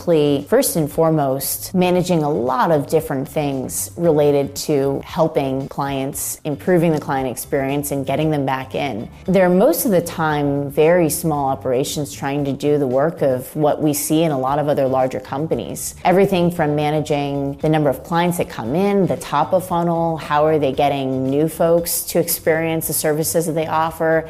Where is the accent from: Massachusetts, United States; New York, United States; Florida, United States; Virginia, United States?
Florida, United States; I grew up in Florida